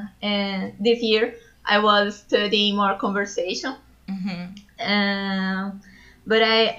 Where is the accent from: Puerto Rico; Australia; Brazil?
Brazil; São Paulo; English is a second language; I am a Brazilian woman. I live in São Paulo for all my life.